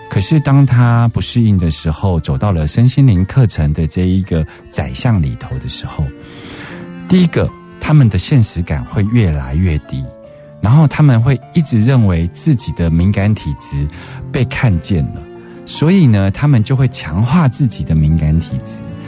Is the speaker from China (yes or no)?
no; Keelung, Taiwan; 从小是在基隆长大